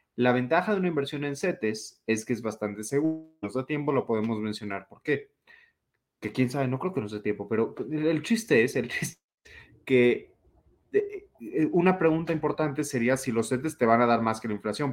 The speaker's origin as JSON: {"language": "Spanish", "country": "Mexico"}